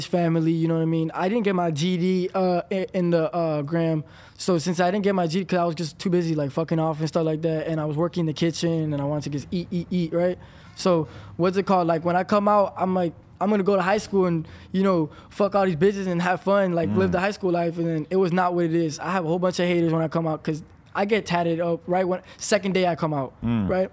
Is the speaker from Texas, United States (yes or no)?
no; Palm Beach County, Florida, United States